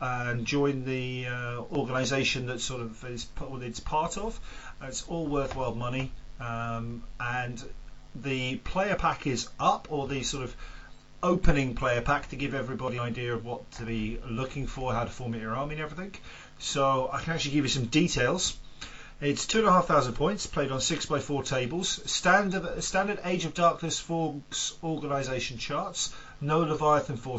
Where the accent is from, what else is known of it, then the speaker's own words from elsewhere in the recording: England, United Kingdom; moved away; I'm the English guy here